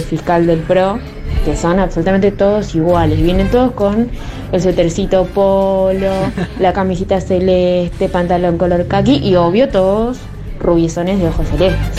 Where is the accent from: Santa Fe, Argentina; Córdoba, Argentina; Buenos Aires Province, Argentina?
Santa Fe, Argentina; soy de Santa Fe